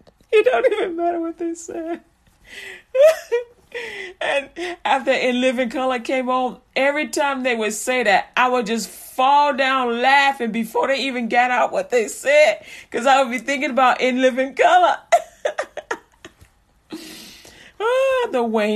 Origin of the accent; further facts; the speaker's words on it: Chicago, Illinois, United States; also born or lived in Texas; now in Haltom City, United States; I'm a Chicagoan through and through